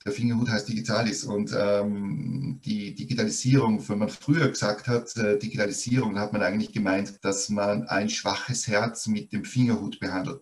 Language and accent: German; Austria; hier in Österreich wurde ganz stark über die Volksschule, also bei uns sagt man Volksschule